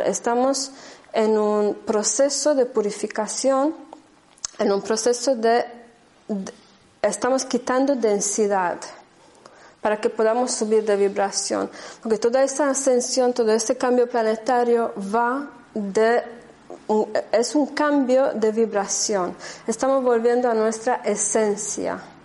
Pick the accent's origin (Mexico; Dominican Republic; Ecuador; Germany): Germany; Spanish is a second language; moved away as an adult; also born or lived in Andalusia; now in Spain; no soy española, soy de raíz rumana húngara, ¿vale? De, corazón y alma más bien húngara, y crecí en Alemania.